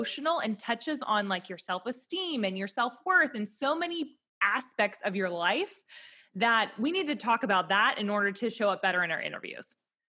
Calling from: Nashville, Tennessee, United States; Yeah, so I'm tuning in from Nashville, but I, like TJ, started out on Wall Street

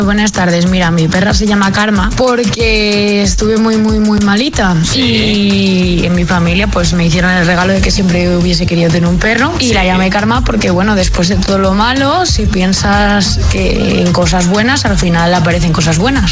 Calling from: Madrid, Community of Madrid, Spain; te llamo desde Madrid

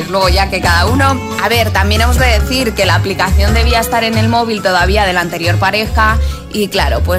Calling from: Madrid, Community of Madrid, Spain; de Madrid y yo este verano me he hinchado a bruños

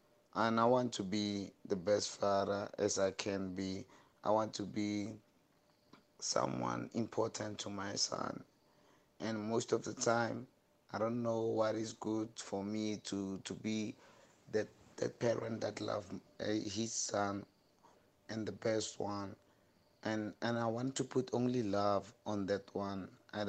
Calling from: Rustenburg, North West, South Africa; Hi, Atimas. … from Rustenburg.

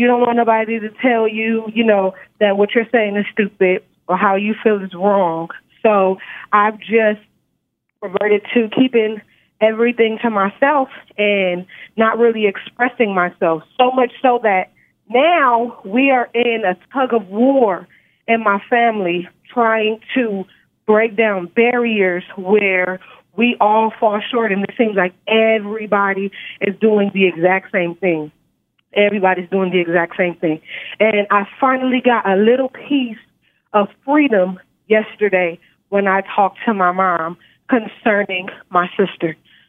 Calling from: Nevada, United States; I'm calling from Nevada.

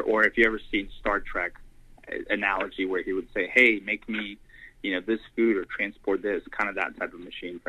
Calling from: Alpharetta, Georgia, United States; I'm calling from, most people probably haven't heard of it, it's Alpharetta, Georgia, suburb of Atlanta.

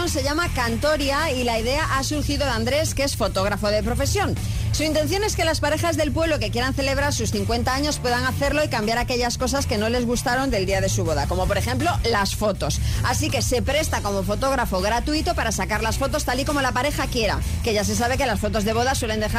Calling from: Madrid, Community of Madrid, Spain; Hola, buenos días. … de Madrid.

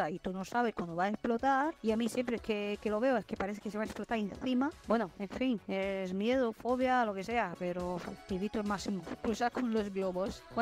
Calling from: Madrid, Community of Madrid, Spain; Ay, madre mía, soy … de Madrid.

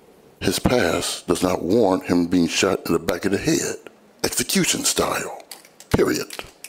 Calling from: Grand Rapids, Michigan, United States; from Grand Rapids.

